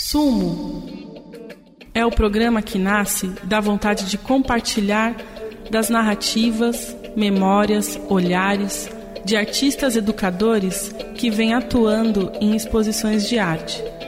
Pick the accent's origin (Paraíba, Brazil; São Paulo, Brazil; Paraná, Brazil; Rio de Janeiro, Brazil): São Paulo, Brazil; eu que sou de São Paulo